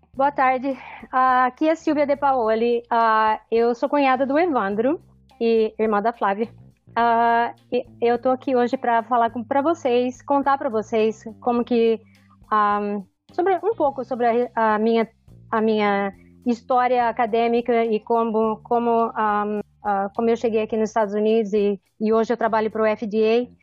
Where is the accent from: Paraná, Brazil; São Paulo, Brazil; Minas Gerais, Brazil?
São Paulo, Brazil; Araraquara; moved away as an adult; also born or lived in Ribeirão Preto / Washington; now in New Orleans, United States; eu nasci em Araraquara, estudei em Ribeirão Preto, fiz química na USP de Ribeirão Preto